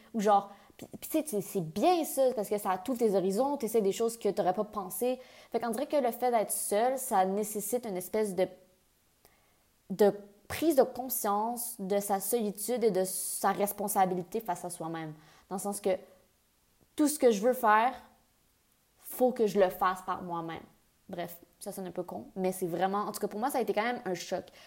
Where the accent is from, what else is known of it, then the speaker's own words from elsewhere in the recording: near Ottawa, Ontario, Canada; moved away as an adult; also born or lived in Montreal, Quebec / England; j'ai déménagé en Angleterre, je viens du Canada, je viens de Montréal. J'ai fait. Puis j'ai grandi près d'Ottawa